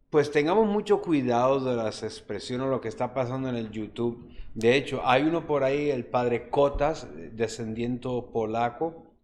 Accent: Juncos, Puerto Rico; en mi pueblo se hacía unos novenarios

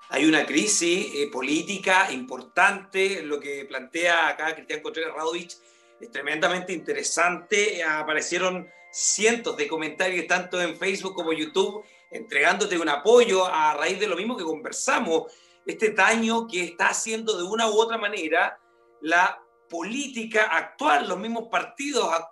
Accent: Coirón, Coquimbo, Chile; born there; Yo nací en Coirón, un pueblito rural que está en la comuna de Salamanca, que tiene la minera Los Pelambres, una de las mineras más importantes de Chile

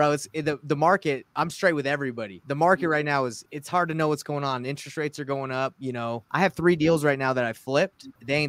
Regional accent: Atlanta, Georgia, United States; I was raised in Atlanta in Marietta, Roswell, Georgia.

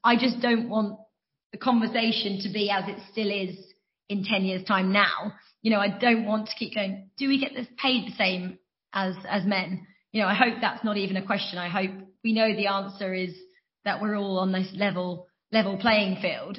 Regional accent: Norfolk, East of England, United Kingdom; moved away as an adult; also born or lived in Loughborough; I was brought up in Norfolk

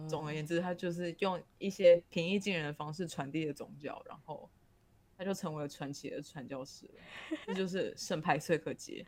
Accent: Taiwan; 因为我们是台湾人，我们已经在台湾待太久

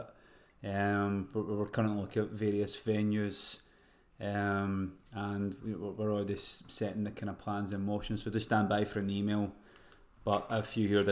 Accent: Scotland, United Kingdom; accent: Scottish

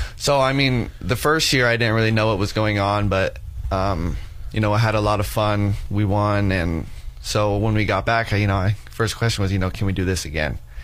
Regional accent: Casper, Wyoming, United States; I'm from Casper, Wyoming, which is just two hours north of here.

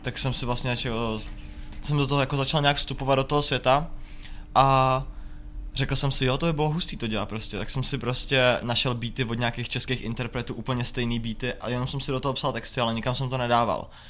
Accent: Jablonec nad Nisou, Liberec Region, Czechia; já jsem prostě z Jablonce

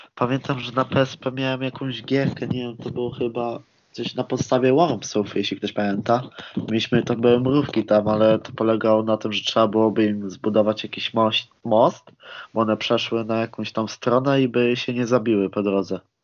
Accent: Koszalin, West Pomeranian Voivodeship, Poland; pochodzę na przykład z miejscowości Koszalin

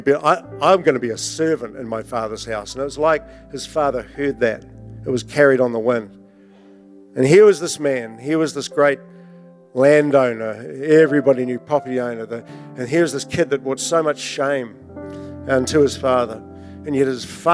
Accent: Invercargill, Southland, New Zealand; I was brought up in Invercargill.

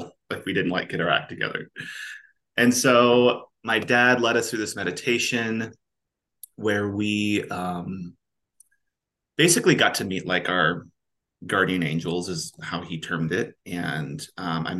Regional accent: Kansas, United States; also born or lived in Southern California; now in Kansas City, United States; We moved to Kansas when I was probably six. Super small town, like 800 people and like 30 cows

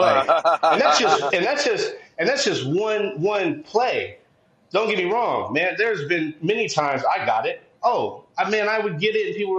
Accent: San Diego, California, United States; I'm from San Diego

